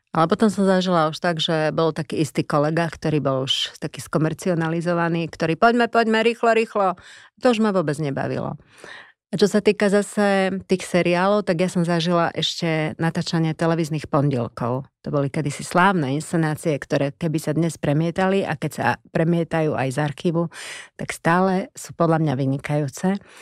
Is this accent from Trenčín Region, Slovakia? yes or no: no; Košice, Košice Region, Slovakia; moved away; Ja som bola z Košic z mesta, tak pre mňa to bolo brutálne zaujímavé prostredie